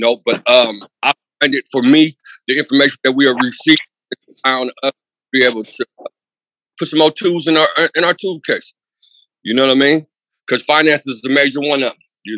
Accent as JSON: {"language": "English", "town": "Pittsburgh", "region": "Pennsylvania", "country": "United States", "moved": "yes", "lives_now": "Oroville, United States", "said": "I'm originally from Pittsburgh, but I live in Oroville in the mountains."}